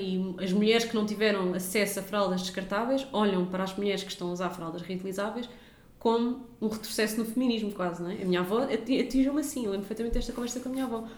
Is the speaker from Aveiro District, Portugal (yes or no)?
no; Lisbon, Portugal; nós somos de Benfica